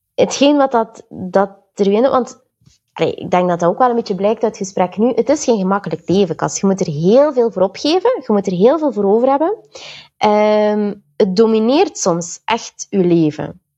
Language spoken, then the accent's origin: Dutch; Belgium; also born or lived in Antwerp / Sint-Niklaas / Ghent / Tilburg; ik ben een Belgische